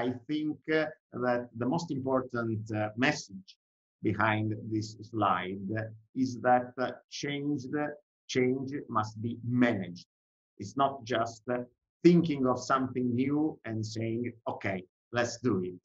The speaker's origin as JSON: {"language": "English", "country": "Italy", "accent": "Italian", "second_language": "English", "said": "I'm Italian, I didn't say that, but probably you can imagine from my accent."}